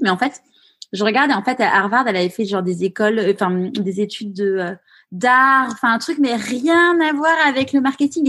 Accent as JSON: {"language": "French", "town": "Paris", "region": "Île-de-France", "country": "France", "tie": "born or raised there", "moved": "as an adult", "lives_now": "Marseille, France", "said": "je suis née à Paris, mais c'est vrai que je me suis évadée"}